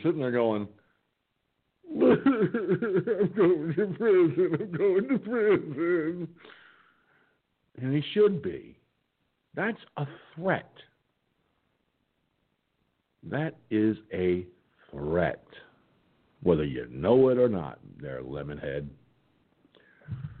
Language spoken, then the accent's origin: English; Hudson Valley, upstate New York, United States; I'm a New Yorker. I'm from upstate New York, you know, around the Hudson Valley part there